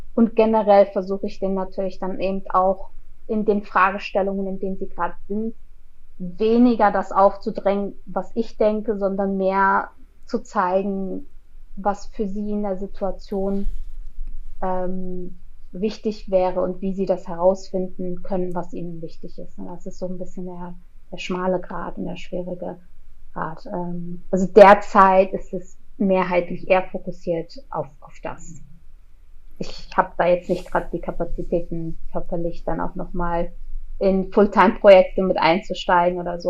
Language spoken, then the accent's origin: German; Berlin, Germany; moved away as an adult; now in Switzerland; ich bin in der Schweiz, ich bin ursprünglich Berlinerin